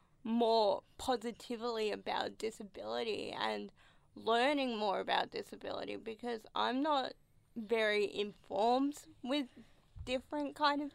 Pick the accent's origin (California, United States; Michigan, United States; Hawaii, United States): Hawaii, United States; but I'm a Hawaiian girl, so I love my pineapple on my pizza.